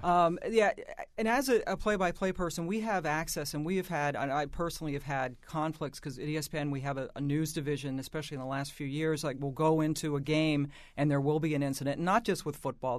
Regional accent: Washington, District of Columbia, United States; I grew up in Washington

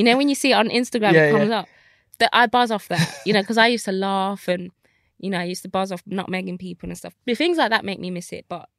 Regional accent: Nigeria; So, you know, as a Nigerian, obviously it's like lawyer, doctor

